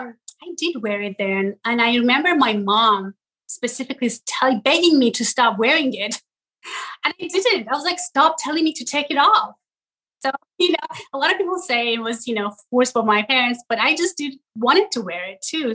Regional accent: Tehran, Tehran Province, Iran; moved away; also born or lived in Ystad, Sweden; I was born in Tehran, Iran.

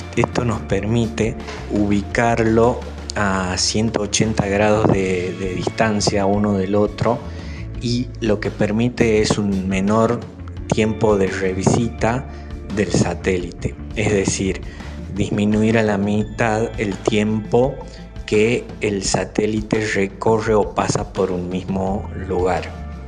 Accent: Aguilares, Tucumán, Argentina; moved away as an adult; also born or lived in Concepción, Tucumán / Buenos Aires; now in Falda del Cañete, Argentina; Hice mi escuela primaria en la Escuela Fría Silva, que está justo al frente de la plaza principal en Aguilares. Luego la secundaria la hice en Concepción

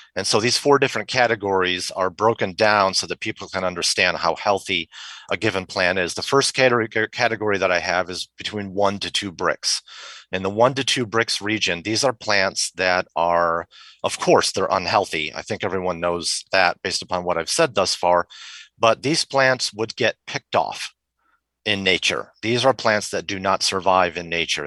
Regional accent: Rochester, New York, United States; moved away; also born or lived in Henrietta, New York; I grew up in Rochester, New York

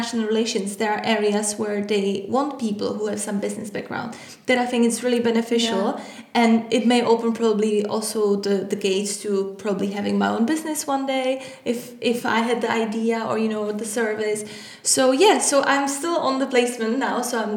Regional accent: Czechia; moved away as an adult; now in London, United Kingdom; I come from the Czech Republic. I came to London to study at the university.

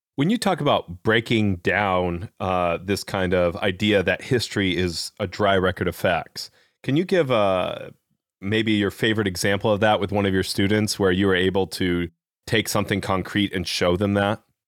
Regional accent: Midwest, United States; accent: Midwest; I grew up mostly in the Midwest, so I have a Midwest accent

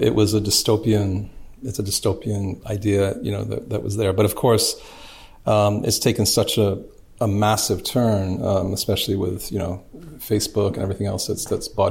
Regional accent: Canada; I was brought up in Canada

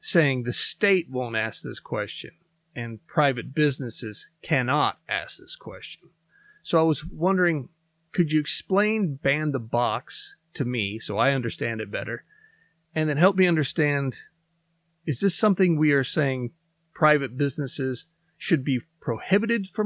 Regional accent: Missouri, United States; moved away; my home state of Missouri

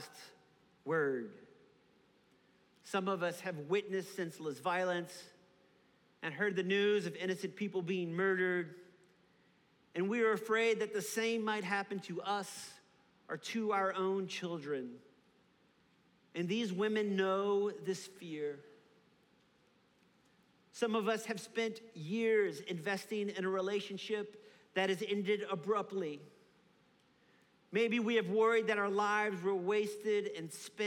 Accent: New Orleans, Louisiana, United States; Growing up in New Orleans

